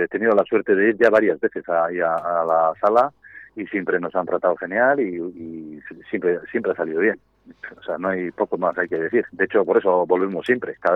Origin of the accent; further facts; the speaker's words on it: Gipuzkoa, Basque Country, Spain; un pueblo pequeñito que se llama Festoa, bañado por el río Urola, y nada, nosotros somos de las tribus